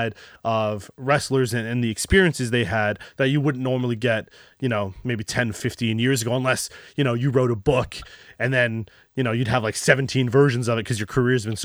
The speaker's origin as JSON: {"language": "English", "country": "Canada", "said": "as a Canadian"}